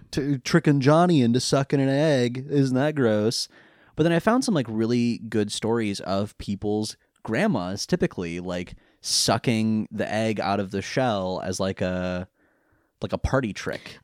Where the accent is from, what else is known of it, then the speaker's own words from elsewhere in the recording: California, United States; now in England; I'm from California.